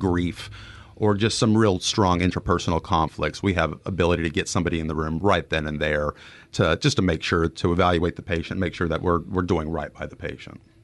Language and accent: English; Dallas-Fort Worth area, Texas, United States; I'm a Texan, born and raised in the Dallas-Fort Worth area